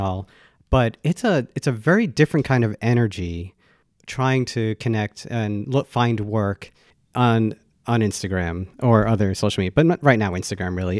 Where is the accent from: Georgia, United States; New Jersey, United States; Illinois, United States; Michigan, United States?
New Jersey, United States; I'm from New Jersey